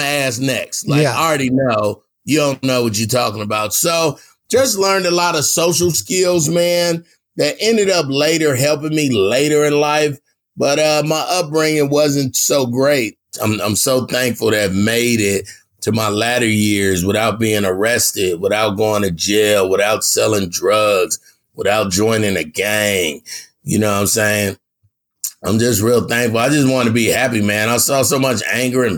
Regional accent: California, United States; I'm from Cali

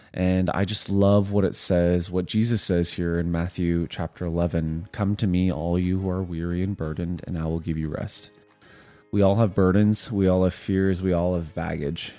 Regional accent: Vancouver, British Columbia, Canada; moved away; also born or lived in Ottawa / Montreal / Korea / Edmonton; I grew up in Vancouver

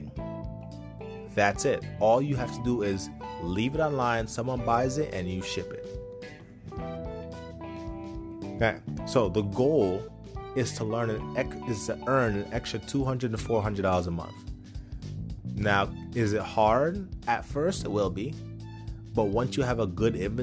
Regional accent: Poughkeepsie, New York, United States; Where I grew up in Poughkeepsie

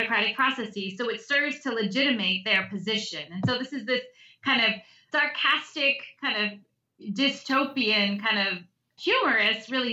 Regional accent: United States; also born or lived in United Kingdom; I'm American

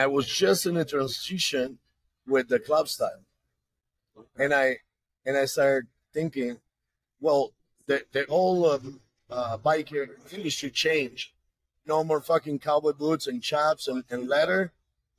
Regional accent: Venice, Veneto, Italy; English is a second language; moved away as an adult; now in California, United States; I'm from Venice, Italy.

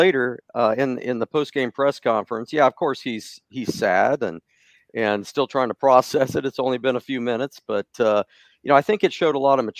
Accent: Athens, Ohio, United States; moved away as an adult; now in Indiana, United States; I'm an Athens high school graduate. I grew up in Athens, so I spent my first 18 years there.

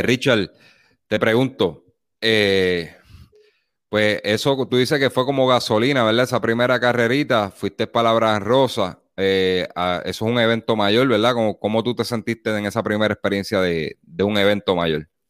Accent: Las Piedras, Puerto Rico; yo me crié en el barrio Teja de las Piedras

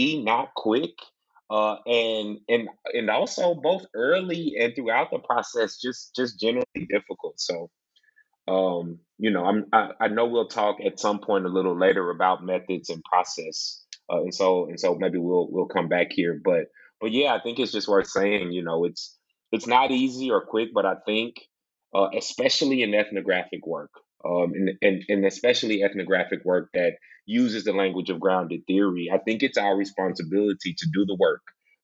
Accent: Mississippi, United States; I'm from Mississippi

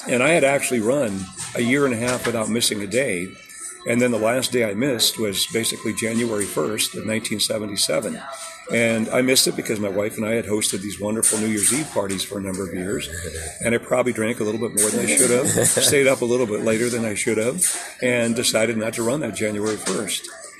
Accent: Des Moines, Iowa, United States; also born or lived in Germany / Ankeny / Ames / Indianola; we moved when I was pretty young to Des Moines in the early 1950s and grew up, you know, a good part of my life in Des Moines

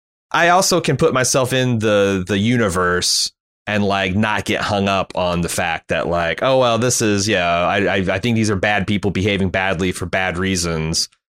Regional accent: Indiana, United States; I came from Indiana, where we worship basketball

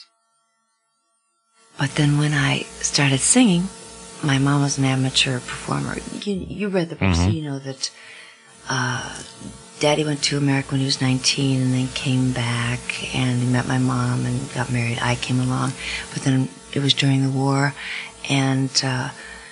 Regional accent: Sweden; I'm Swedish, reserved. I was born in Sweden

